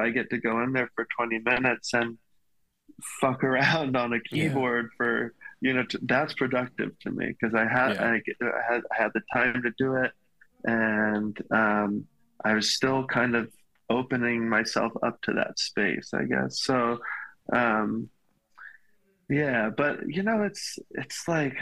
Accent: Hilton Head, South Carolina, United States; I'm from South Carolina, really small town. It's an island right at the bottom of South Carolina called Hilton Head.

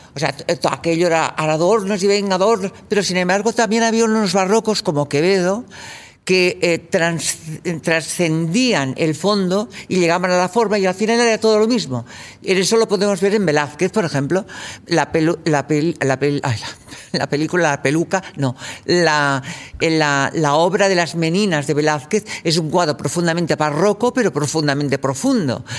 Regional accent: Catalonia, Spain; moved away as an adult; yo venía de Cataluña

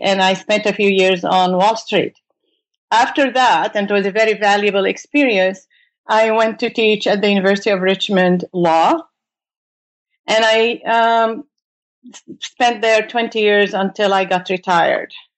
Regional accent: Beirut, Beirut Governorate, Lebanon; moved away as an adult; now in United States; I came from Beirut, Lebanon, uh, to do my uh, graduate studies in the United States

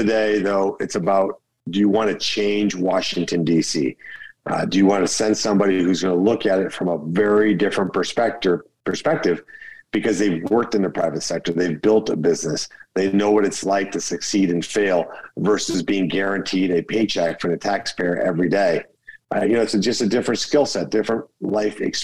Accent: Colombia; now in United States; Colombia, my home country

